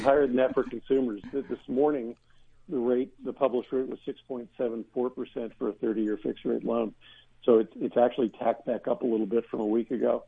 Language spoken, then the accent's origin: English; Pennsylvania, United States; I grew up in Pennsylvania